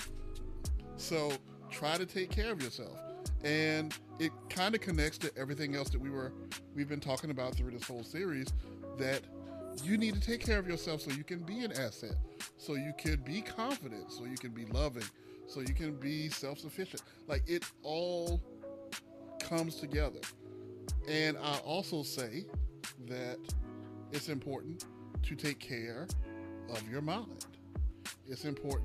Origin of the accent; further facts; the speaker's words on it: South Carolina, United States; I'm a man from South Carolina